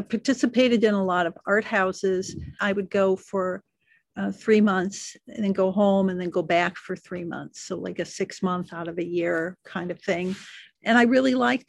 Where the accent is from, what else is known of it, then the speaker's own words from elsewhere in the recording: United States; moved away as an adult; also born or lived in Milwaukee, Wisconsin; now in Porto, Portugal; I'm an American